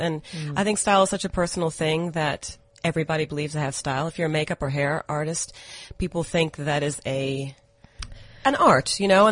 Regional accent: Atlanta, Georgia, United States; moved away as an adult; now in South Africa; I was actually born and raised in America. I grew up in Atlanta, Georgia.

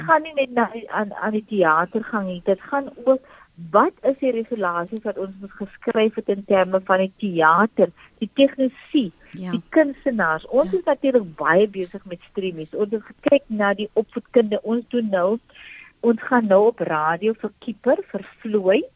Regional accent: South Africa

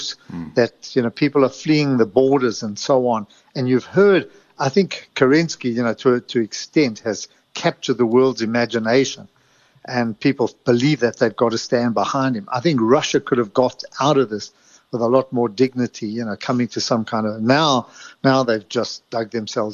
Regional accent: South Africa; when I was growing up in South Africa

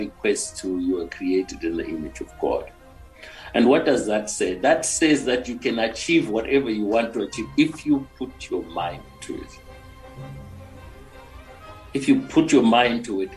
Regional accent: Mutare, Manicaland, Zimbabwe; moved away as an adult; also born or lived in Johannesburg; I was born in Mutare, grew up there, and my mom was a school teacher

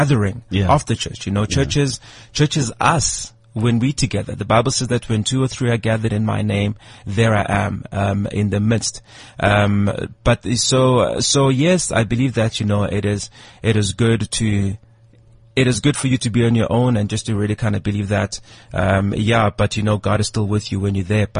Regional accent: South Africa; being South African

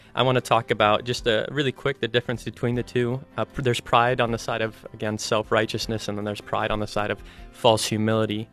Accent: Ohio, United States; moved away as an adult; now in Colorado, United States; I'm originally from Ohio, moved out to Colorado to attend Bible college

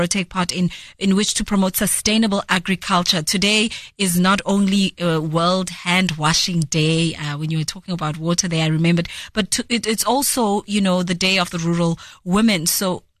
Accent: Emalahleni, Mpumalanga, South Africa; I grew up in the Highveld of Mpumalanga, Emalahleni to be specific

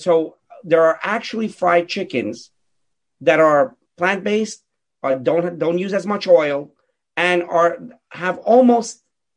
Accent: Pittsburgh, Pennsylvania, United States; I grew up in Pittsburgh

